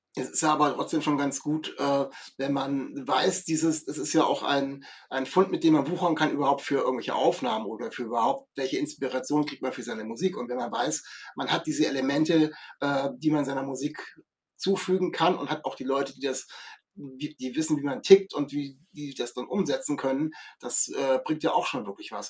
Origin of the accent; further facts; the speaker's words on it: Kassel, Hesse, Germany; ich komme aus Kassel